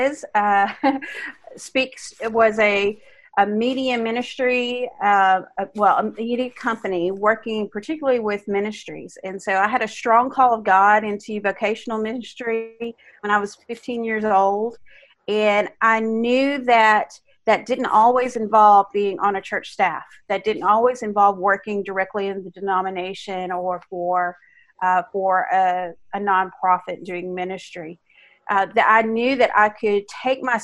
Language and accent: English; Arkansas, United States; I'm from Arkansas.